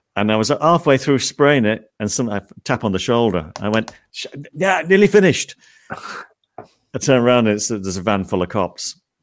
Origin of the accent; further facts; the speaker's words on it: St Helens, North West England, United Kingdom; I was from St. Helens